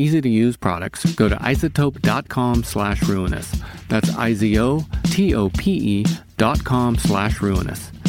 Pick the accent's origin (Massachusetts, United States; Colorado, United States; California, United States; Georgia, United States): California, United States; Mariposa; moved away as an adult; also born or lived in Portland, Oregon; I grew up in Northern California, and I moved to Portland in 2003